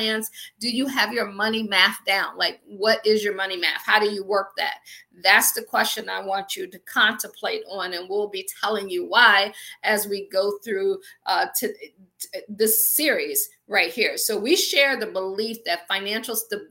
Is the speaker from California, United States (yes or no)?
no; Akron, Ohio, United States; moved away as an adult; also born or lived in Washington, D.C. / Baltimore / Pittsburgh; I am from Akron, Ohio. I always joke and say I grew up shy, sheltered in church basically 6 days a week.